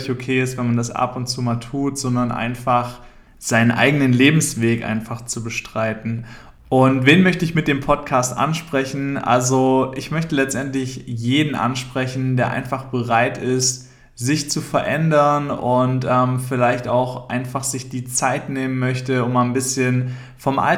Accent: Küchheiling, Thuringia, Germany; Ich komme ursprünglich aus Thüringen, aus einem relativ kleinen Dorf, das heißt Küchheiling. Vielleicht kennst du das oder sagt dir das was. Auf jeden Fall. Es ist da einfach sehr ländlich, sehr ruhig.

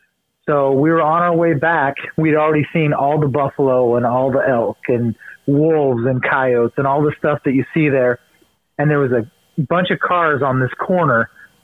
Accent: Eastern Oregon, United States; also born or lived in Baker City, Oregon / La Grande, Oregon / Pendleton, Oregon; I'm over in Eastern Oregon, kind of equal parts of three little towns, Baker, LeGrand, and Pendleton. Kind of been all around Eastern Oregon. My dad grew up a timber worker, so we just kind of moved around wherever the mills were open.

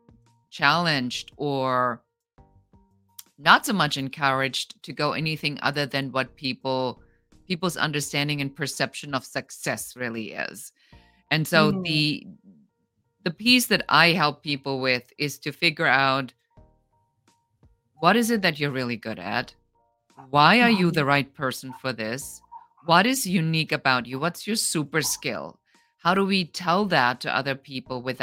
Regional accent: Germany; now in Los Angeles, United States; I come original from Germany. I immigrated

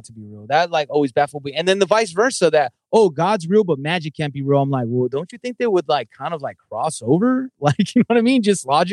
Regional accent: Southern California, United States; I grew up in Southern California

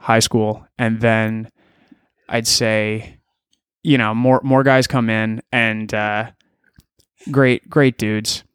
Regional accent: Elora, Ontario, Canada; now in Toronto, Canada; I grew up in Alora, Ontario

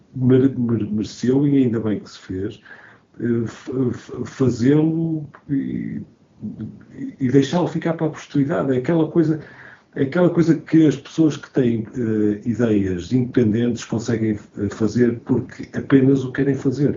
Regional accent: Porto, Norte, Portugal; now in Lisbon, Portugal; sou do Porto, mas vivo em Lisboa

